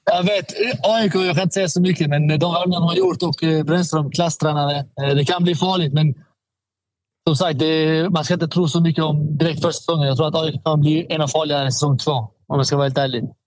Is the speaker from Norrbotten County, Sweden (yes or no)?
no; Malmö, Skåne, Sweden; also born or lived in Stockholm; jag är från Malmö. Jag har alltid varit i Malmö